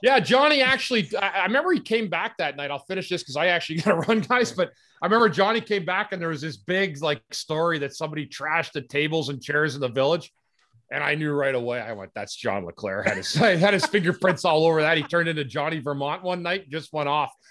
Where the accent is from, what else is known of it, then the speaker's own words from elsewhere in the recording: Ottawa, Ontario, Canada; I grew up in Ottawa